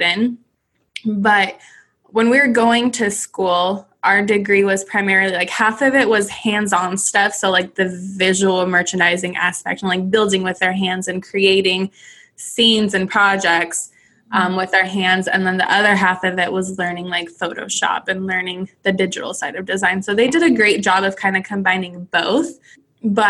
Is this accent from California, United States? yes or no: yes; Southern California, United States; moved away as an adult; this would be $1 million house from my hometown.